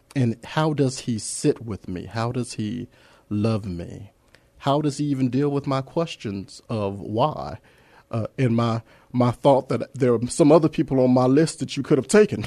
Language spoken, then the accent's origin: English; Los Angeles, California, United States; moved away as an adult; now in San Antonio, United States; I'm an Angelino. I, I come from that, uh, that small town of Los Angeles.